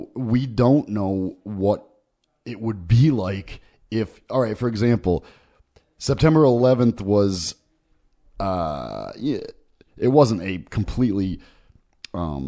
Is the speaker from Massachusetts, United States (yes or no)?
no; Connecticut, United States; moved away; I'm a semi-resident of Connecticut, and I was born in Connecticut